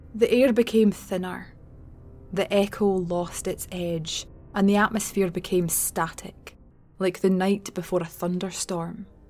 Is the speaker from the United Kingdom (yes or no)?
yes; Glasgow, Scotland, United Kingdom; moved away; in my hometown, essentially, which isn't really hometown considering it's Glasgow.